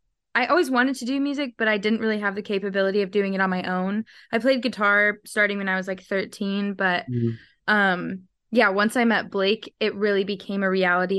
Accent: Oklahoma, United States; I'm actually from Oklahoma.

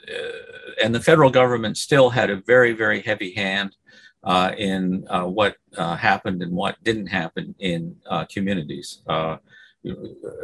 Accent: Snake Island, Lake Simcoe, Ontario, Canada; moved away as an adult; also born or lived in Toronto, Canada; I was raised on Snake Island, which is part of our reserve

